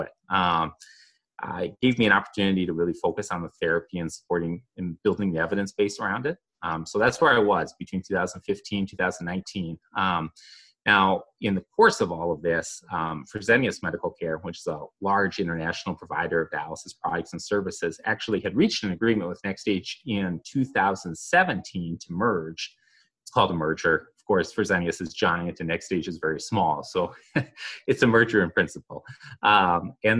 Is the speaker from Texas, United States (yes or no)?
no; Minnesota, United States; I'm a lifelong Minnesotan, as you can tell pretty readily from my accent.